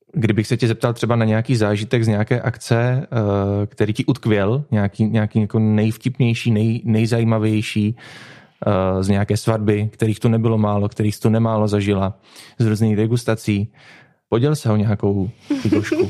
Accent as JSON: {"language": "Czech", "town": "Popice", "region": "South Moravian Region", "country": "Czechia", "tie": "born or raised there", "said": "naší rodné vesničky"}